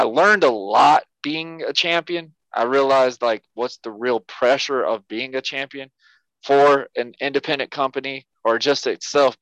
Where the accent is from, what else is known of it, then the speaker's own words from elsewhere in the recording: Yulee, Florida, United States; my hometown, Yulee, Florida